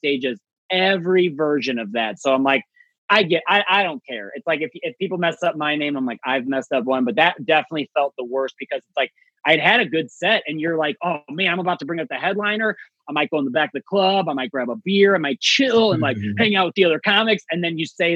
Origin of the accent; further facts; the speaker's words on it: St. Louis, Missouri, United States; I'm from St. Louis